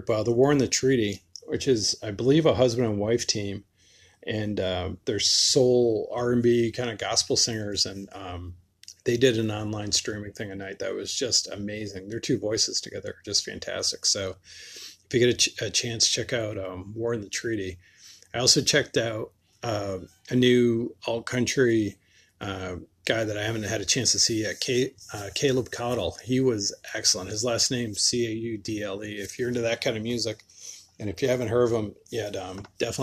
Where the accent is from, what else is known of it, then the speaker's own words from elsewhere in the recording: Western Massachusetts, United States; now in Charlotte, United States; where I grew up in Western Mass